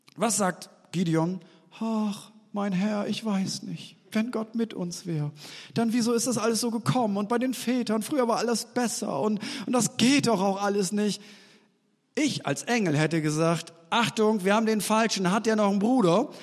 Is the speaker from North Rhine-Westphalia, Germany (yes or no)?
no; East Frisia, Lower Saxony, Germany; Wir Norddeutschen, ich bin ja eigentlich Ostfriese